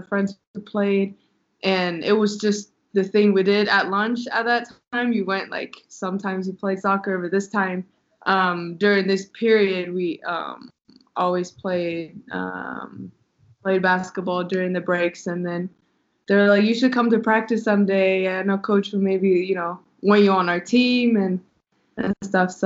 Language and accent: English; Södertälje, Stockholm County, Sweden; now in Madrid, Spain; I'm originally from Sweden.